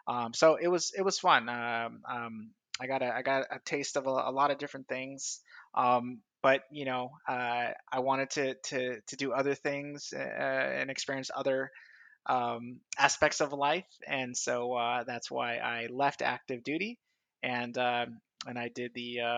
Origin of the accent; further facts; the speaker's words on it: California, United States; also born or lived in San Diego / Los Angeles; I'm originally from Southern California. I've lived in a lot of different places in the United States, but I like to claim the San Diego, LA area kind of is home.